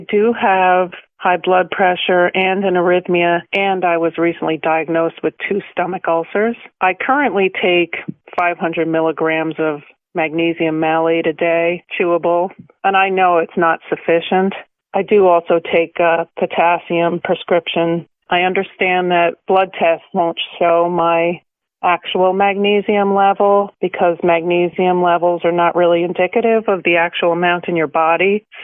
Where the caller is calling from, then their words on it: Monroe, New York, United States; Hi, Dr. Hoffman. … I'm from Monroe, New York.